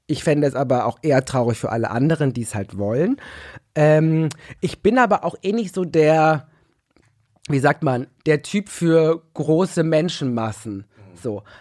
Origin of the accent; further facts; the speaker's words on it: Ruhr area, North Rhine-Westphalia, Germany; ich komme aus dem Ruhrgebiet, Leute. Also wenn, dann hab ich hier und auch noch schwarz und schwul.